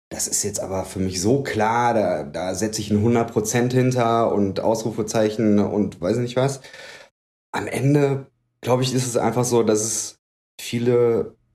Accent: North Rhine-Westphalia, Germany; born there; also born or lived in Gevelsberg / Berlin; Ich bin gebürtig aus dem Bergischen. Das ist ähm, in Nordrhein-Westfalen. Ähm, bin dann aber recht häufig umgezogen.

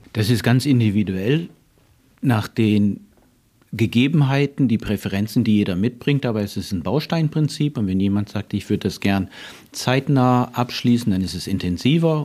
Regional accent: Northern Germany, Germany; also born or lived in Canada; now in Freiburg, Germany; in Kanada geboren, Norddeutschland aufgewachsen

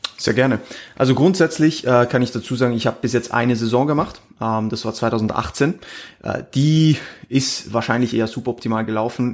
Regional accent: Switzerland; moved away as an adult; now in Austria; ich bin Schweizer, also ich komme eigentlich aus der Schweiz, wie gesagt, bin, bin erst vor einem Jahr nach, nach Österreich gezogen

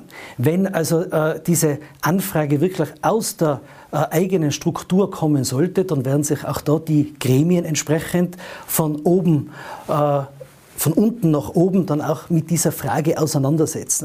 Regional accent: Tyrol, Austria; meinem Heimatland Tirol

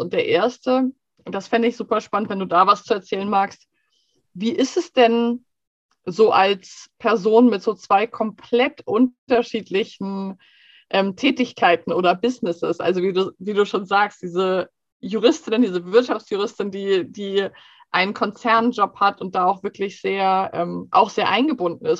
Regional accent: Germany; now in Sweden; wir als Deutsche

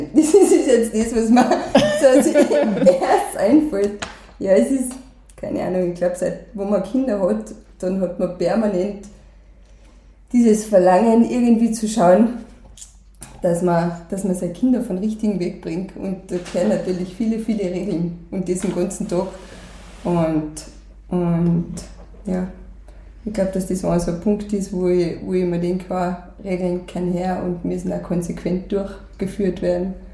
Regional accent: St. Michael im Lungau, Salzburg, Austria; geboren, aufgewachsen im Lungau, in St. Michael. Ähm, da habe ich auch meine ganze Kindheit verbracht, meine Jugend da teilweise. Also ich bin eben Volksschule, Hauptschule in St. Michael gegangen

